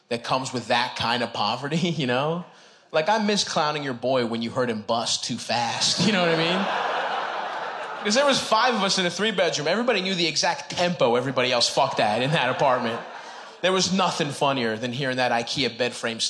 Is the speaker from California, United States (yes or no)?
no; Baltimore, Maryland, United States; I grew up in Southeast Baltimore, Greek town.